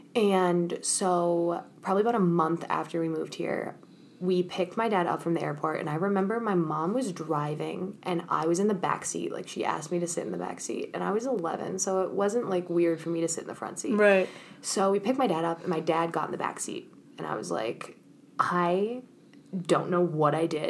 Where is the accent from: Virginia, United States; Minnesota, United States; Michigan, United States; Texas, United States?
Minnesota, United States; also born or lived in Chicago; when I first moved to Minnesota, I was in seventh grade